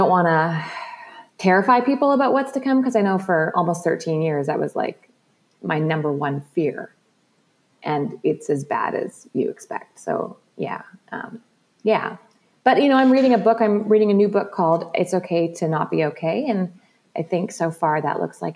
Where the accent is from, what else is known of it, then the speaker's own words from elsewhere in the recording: British Columbia, Canada; growing up in British Columbia